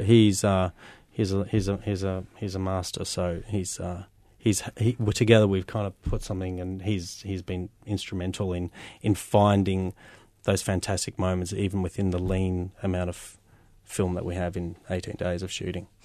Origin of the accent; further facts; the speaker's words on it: Melbourne, Victoria, Australia; I wanted to celebrate Melbourne as well. I mean, this is my hometown